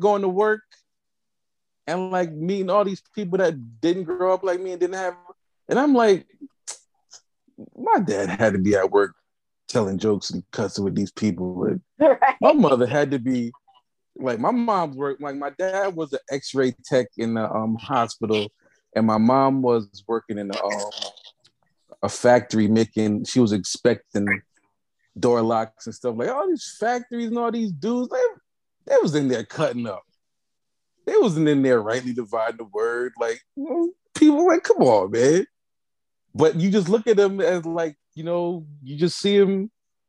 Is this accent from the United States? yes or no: yes; New Haven, Connecticut, United States; I am also from New Haven, Connecticut